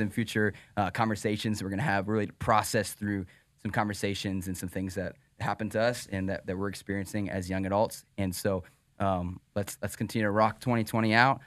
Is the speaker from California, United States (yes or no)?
no; Pennsylvania, United States; moved away; I'm from Pennsylvania